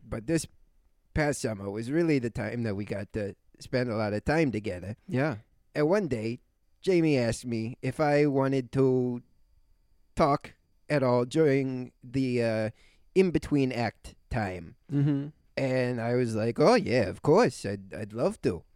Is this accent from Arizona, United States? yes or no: no; New York City, New York, United States; I'm from New York. More mm-hmm. specifically, I'm from Brooklyn